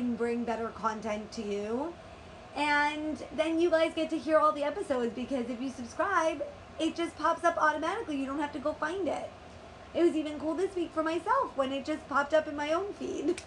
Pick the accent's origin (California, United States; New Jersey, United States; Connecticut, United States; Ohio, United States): New Jersey, United States; Maplewood; the Hilton section of Maplewood, which happens to be my hometown section of Maplewood